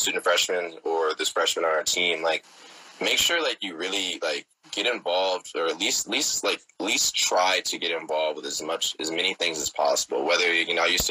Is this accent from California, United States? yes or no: yes; Oakland, California, United States; born and raised in the Bay Area, Oakland in particular